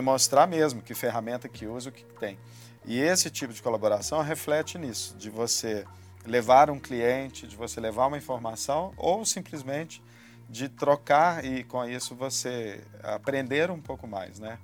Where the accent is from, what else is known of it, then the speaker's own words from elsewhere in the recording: Minas Gerais, Brazil; a gente é mineiro